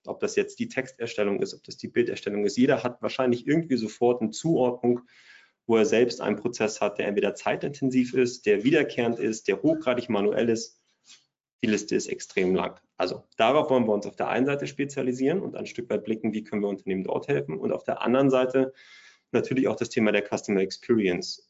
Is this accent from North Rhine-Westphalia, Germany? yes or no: no; Bremen, Germany; ich komme aus der Nähe von Bremen